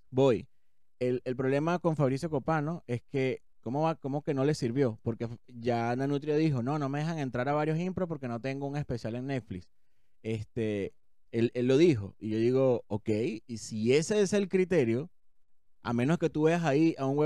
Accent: Venezuela; now in Chile; yo soy venezolano

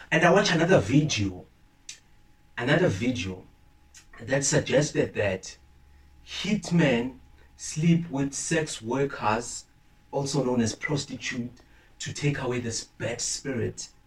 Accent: Limpopo, South Africa; Listen, I'm from Limpopo

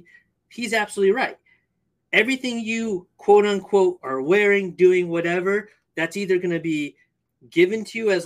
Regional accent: California, United States; I grew up in California

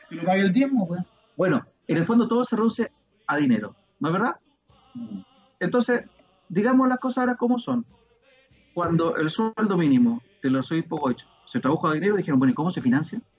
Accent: Chile

